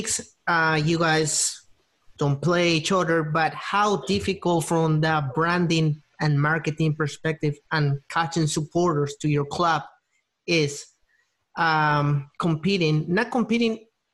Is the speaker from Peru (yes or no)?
yes; Peru; I'm from Peru